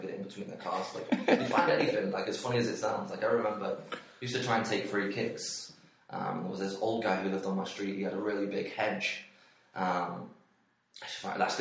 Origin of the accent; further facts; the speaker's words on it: Stockport, North West England, United Kingdom; moved away as an adult; also born or lived in Manchester; now in Iowa, United States; where I grew up in Stockport, which is just inside Manchester